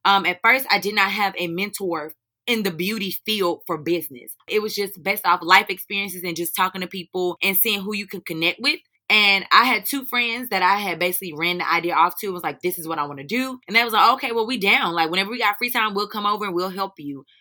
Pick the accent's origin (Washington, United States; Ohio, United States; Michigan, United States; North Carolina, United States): North Carolina, United States; High Point; I'm originally from High Point, North Carolina